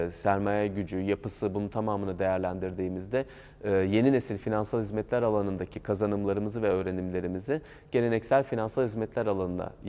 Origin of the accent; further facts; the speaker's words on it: Gaziantep, Turkey; Ben şey Gaziantepliyim.